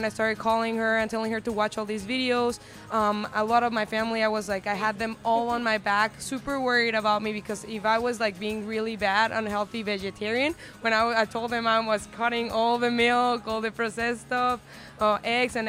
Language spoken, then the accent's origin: English; Querétaro, Mexico; we're from the center of Mexico, Querétaro, and we were raised on